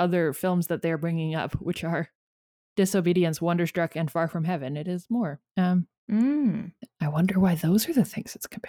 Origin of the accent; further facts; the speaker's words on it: Canada; Actually, this is speaking as a Canadian and a cartoonist.